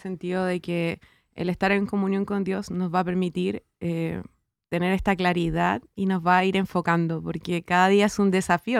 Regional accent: Chile; como diríamos los chilenos

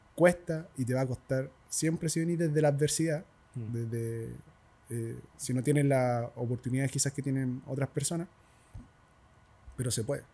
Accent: El Castillo, Santiago Metropolitan Region, Chile; en el castillo en el lugar donde yo nací y me crié

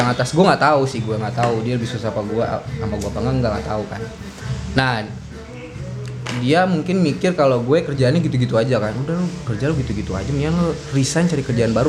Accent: West Sumatra, Indonesia; karena dilihatnya gue orang Padang

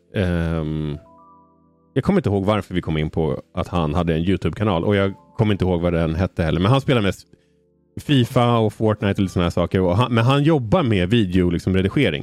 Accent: Umeå, Västerbotten County, Sweden; jag är ju född i Umeå

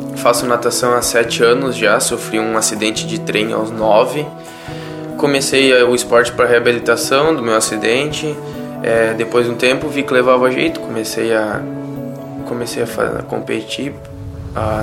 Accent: Joinville, Santa Catarina, Brazil; nasci em Joinville, Santa Catarina

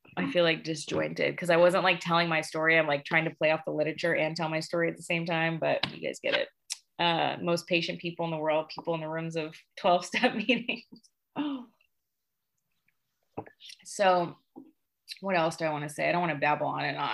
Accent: Sacramento, California, United States; moved away as an adult; now in Tucson, United States; I'm from Northern California, actually. I'm from Sacramento.

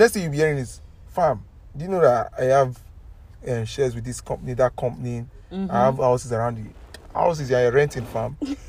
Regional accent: Wollongong, New South Wales, Australia; because you know I came from Wollongong. I'm also planning to buy one in Wollongong because it's a nice place.

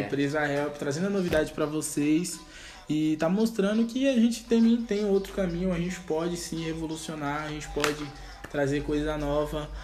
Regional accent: Brazil; como brasileiro

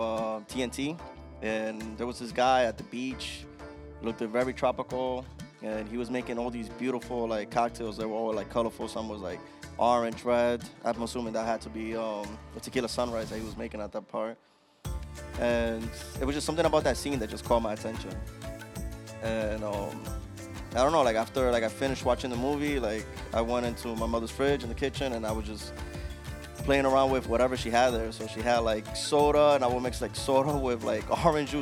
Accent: Jarabacoa, La Vega, Dominican Republic; moved away; Dominican Republic, from Jarabacoa

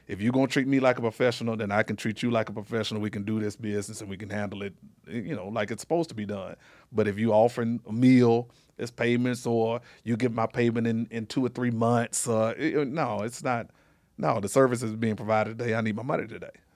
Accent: Little Rock, Arkansas, United States; now in Las Vegas, United States; I'm from Little Rock, Arkansas, born and raised.

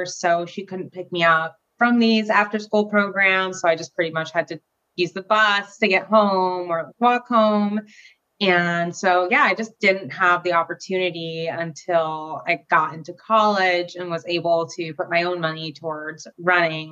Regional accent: Florida, United States; also born or lived in Germany; I was pretty much raised in Florida for most of my life, from like 3 to now, still living here

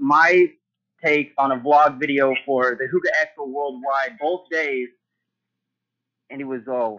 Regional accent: Gilroy, California, United States; I'm from Gilroy, California, really close to San Jose. I'm the garlic capital of the world

